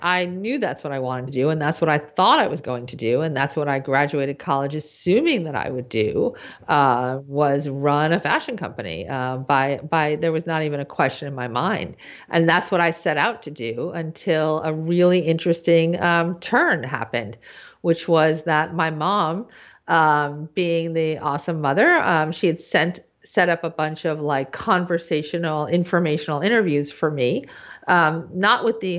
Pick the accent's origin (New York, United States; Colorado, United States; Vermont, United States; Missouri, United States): New York, United States; I grew up in New York, born and raised. I went to high school in Manhattan, Stuyvesant High School.